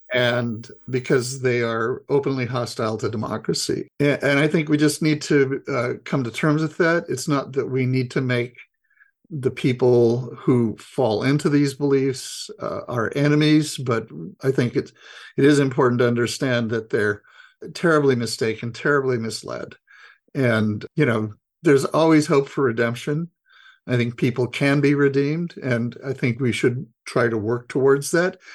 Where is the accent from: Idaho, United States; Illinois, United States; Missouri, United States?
Idaho, United States; I grew up Republican, and I was I'm from Idaho